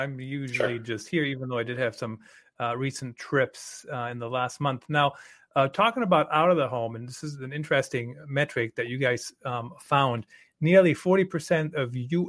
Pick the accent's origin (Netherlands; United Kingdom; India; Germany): Germany; now in United States; Quite frankly, I grew up in Germany, so very familiar with that study, with that culture.